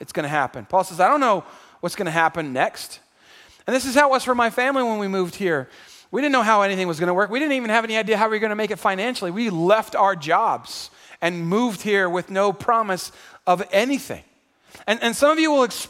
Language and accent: English; San Antonio, Texas, United States; also born or lived in Houston, Texas; drew me back home to San Antonio. I'm from San Antonio. I was born here.